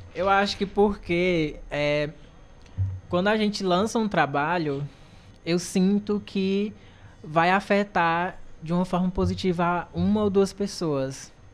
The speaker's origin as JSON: {"language": "Portuguese", "area": "Cariri region", "region": "Ceará", "country": "Brazil", "said": "nós três daqui da região"}